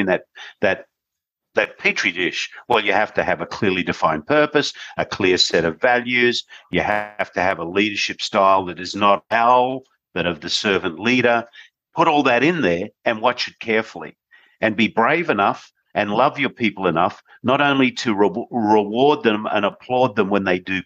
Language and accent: English; Australia; I was born in Australia